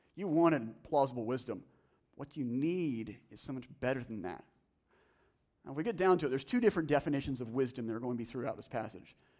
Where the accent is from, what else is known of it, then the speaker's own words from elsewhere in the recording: the South, United States; I'm from the South